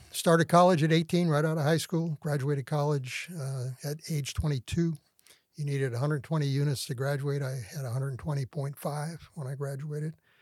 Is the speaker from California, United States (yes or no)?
yes; South San Francisco, California, United States; moved away as an adult; also born or lived in Sacramento; I was born in San Francisco and raised in the San Francisco Bay Area